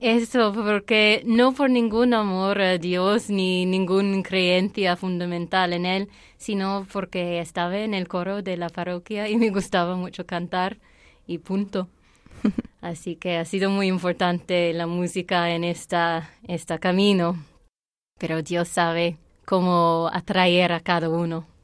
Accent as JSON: {"language": "Spanish", "country": "Ireland", "tie": "born or raised there", "also_born_or_lived": "Saudi Arabia", "second_language": "Spanish", "moved": "yes", "said": "Pero luego, a volver a Irlanda, mi vida de fe sí fue muy convencional"}